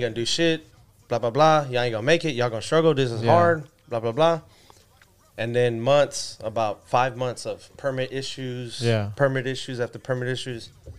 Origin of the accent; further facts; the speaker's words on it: Texas, United States; Mexicanos, man, we're from Texas, man.